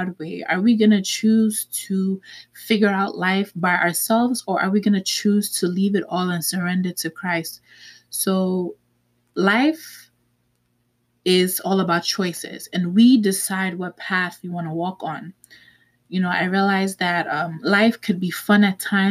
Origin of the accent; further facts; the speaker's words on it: New York City, New York, United States; also born or lived in Manhattan, New York; now in New Jersey, United States; I was born in Manhattan, raised in the Bronx, and now I currently reside in New Jersey.